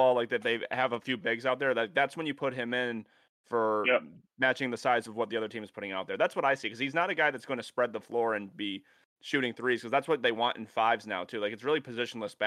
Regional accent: Phoenix, New York, United States

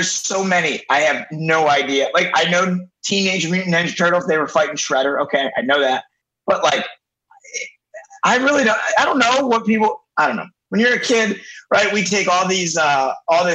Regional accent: Detroit, Michigan, United States; I'm originally from Metro Detroit, so Detroit, Michigan. I grew up about 10 minutes from downtown Detroit

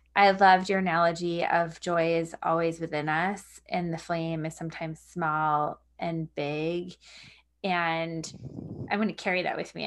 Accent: Long Island, New York, United States; moved away; I grew up on Long Island

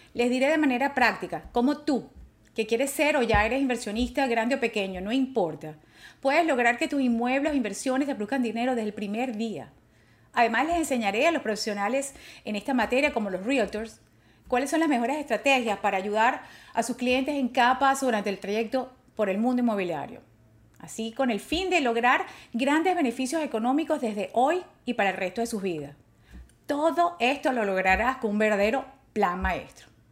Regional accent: Venezuela; moved away; also born or lived in New Orleans, Louisiana; me gradué de abogado en Caracas, Venezuela

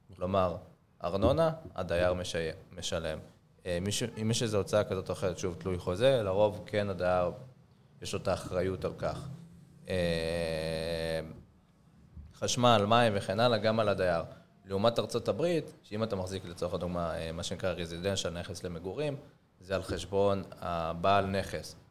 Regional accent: Israel; נגיד ישראלים, אנחנו ישראלים

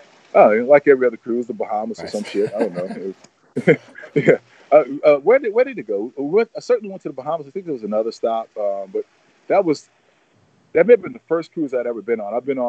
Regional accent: New Orleans, Louisiana, United States; now in Atlanta, United States; I grew up in New Orleans, born and raised, and now I live in Atlanta.

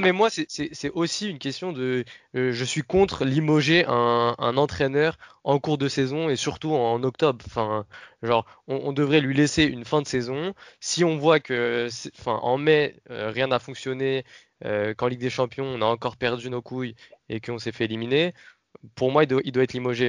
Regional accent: Paris, Île-de-France, France; On vient de Paris

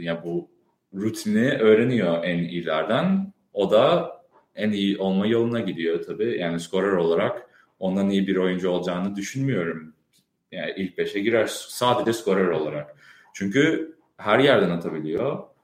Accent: Chicago, Illinois, United States; moved away as an adult; now in Boston, United States; Ben Chicago'da doğdum, büyüdüm. O yüzden yani Türkçemde bir aksan falan duyabiliyorsunuz.

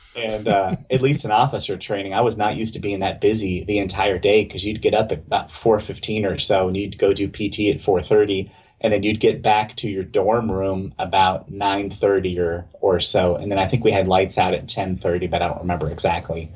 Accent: mid Atlantic area, West Virginia, United States; I was born south of there, but mostly I was raised in that area and um, grew up for the longest time going to church uh, here in West Virginia

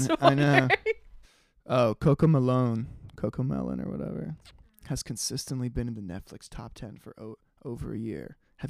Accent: New York City, New York, United States; also born or lived in Netherlands; we grew up in New York

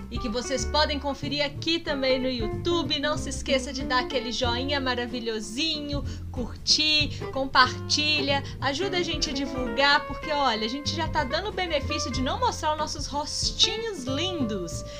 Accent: Minas Gerais, Brazil; a gente como bom mineiro

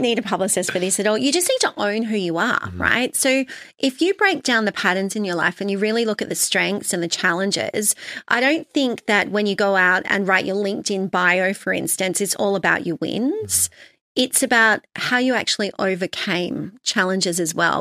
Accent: Sydney, New South Wales, Australia; also born or lived in London; I had a normal childhood growing up in Sydney on the North Shore

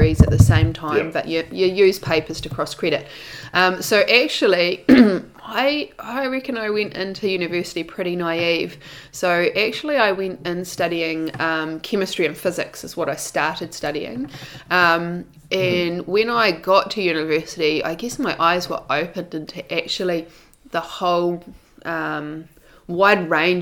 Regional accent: Hastings, Hawke's Bay, New Zealand; moved away as an adult; also born or lived in Whakatane / Wellington / London; now in Queenstown, New Zealand; all of my memories really are from growing up in Hawke's Bay

